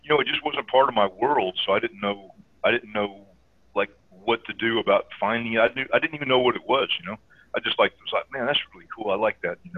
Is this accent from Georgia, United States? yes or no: yes; Jonesboro, Georgia, United States; also born or lived in Savannah; I'm an Air Force brat, born in Savannah, but uh but I'm basically I say I'm from Atlanta or Jonesboro, Georgia, which is near Atlanta. But I grew up on Air Force bases my, most of my early life.